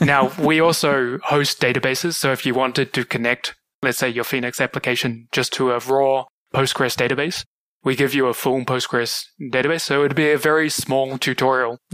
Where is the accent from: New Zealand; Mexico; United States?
New Zealand; moved away as an adult; also born or lived in Kuala Lumpur, Malaysia; now in Singapore; Originally, I'm from New Zealand. I grew up there